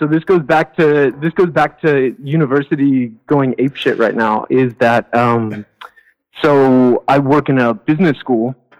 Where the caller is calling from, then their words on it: France; I'm calling from... I'm calling from France.